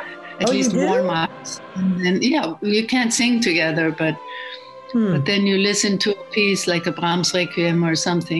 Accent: Germany; moved away as an adult; also born or lived in Western Massachusetts; now in Massachusetts, United States; Germany was divided into four parts after the war. By occupiers, and we grew up in the American zone.

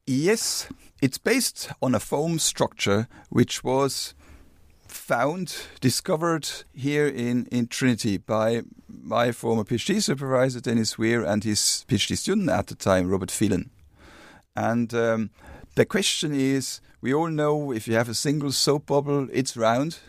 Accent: Regensburg, Bavaria, Germany; English is a second language; moved away as an adult; now in Dublin, Ireland; Regensburg, my hometown

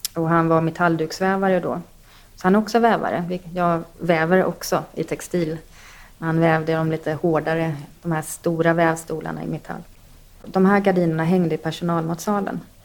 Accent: Sweden; Jag är uppväxt i Sverige

